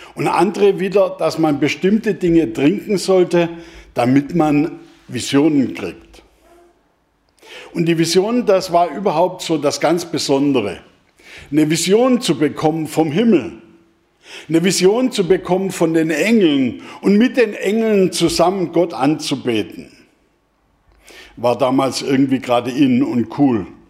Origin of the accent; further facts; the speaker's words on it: Germany; als Deutsche